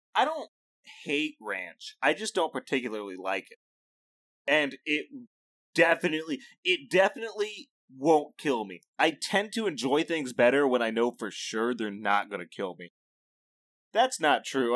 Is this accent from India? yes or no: no; Midwest, United States; As a Midwesterner